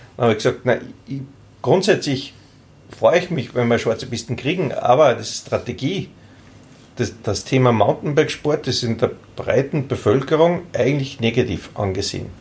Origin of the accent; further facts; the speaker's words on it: Austria; bei uns in Österreich